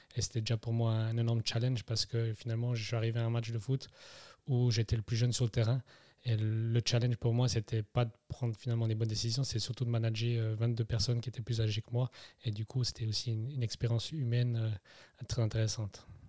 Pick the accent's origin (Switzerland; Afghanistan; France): Switzerland; Neuchâtel; also born or lived in Germany; je suis né en Allemagne en 89. je suis parti après, à l'âge de 3 ans, je suis arrivé à Neuchâtel, mhm. où j'ai fait finalement toute ma jeunesse